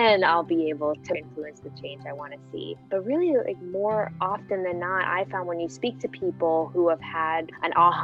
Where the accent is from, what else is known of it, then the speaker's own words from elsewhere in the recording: Guam; also born or lived in San Francisco, California, United States; I was born in San Francisco, but then grew up on the island of Guam, which is a U.S. Pacific Island territory.